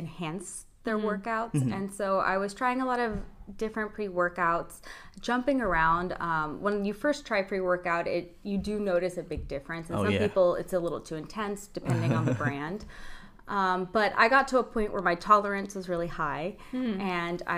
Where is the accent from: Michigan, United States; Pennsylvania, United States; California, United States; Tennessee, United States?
California, United States; Palmdale; moved away as an adult; now in Oxnard, United States; I'm not from Oxnard. I've been living here for about 10 years now. I'm originally from Palmdale, Lancaster